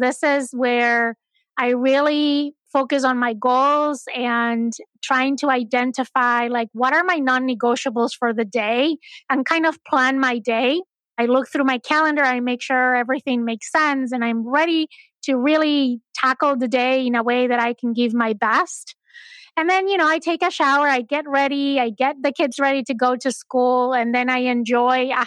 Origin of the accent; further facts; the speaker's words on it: Spain; moved away; I'm originally from Spain